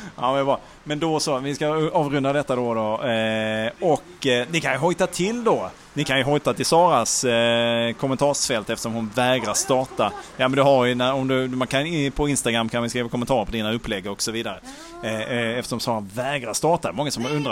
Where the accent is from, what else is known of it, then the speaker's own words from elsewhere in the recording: Malmö, Skåne, Sweden; jag är född i Malmö uppvuxen